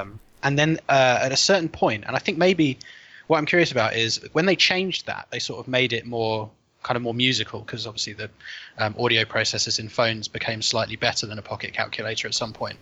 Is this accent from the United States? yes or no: no; Chesham, South East England, United Kingdom; I grew up in a place called Chesham in Buckinghamshire, um, like that makes me sound really very home counties